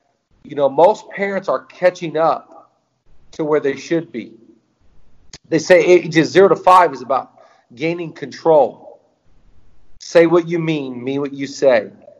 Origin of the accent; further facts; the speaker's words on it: Seattle, Washington, United States; moved away as an adult; now in Los Angeles, United States; so when I was 18 years old, I moved to Los Angeles from Seattle.